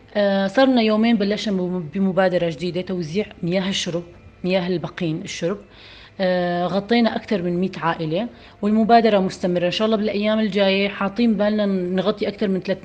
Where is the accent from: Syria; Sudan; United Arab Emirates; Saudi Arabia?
Syria; northern Syria; نحن من الشمال السوري